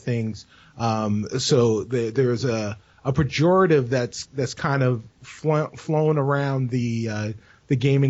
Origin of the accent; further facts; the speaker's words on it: New York City, New York, United States; moved away; also born or lived in Chicago; I'm originally from the Bronx. But I was living in Chicago when we met.